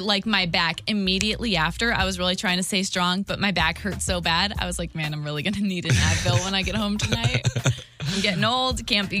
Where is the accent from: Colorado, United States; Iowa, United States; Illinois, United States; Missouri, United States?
Illinois, United States; Waterloo; I was from Waterloo.